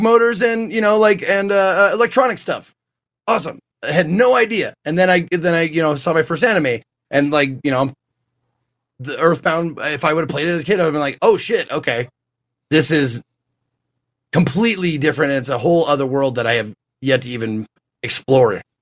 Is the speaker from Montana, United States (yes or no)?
yes; Montana, United States; I'm a kid from Montana, not a lot of cultural influence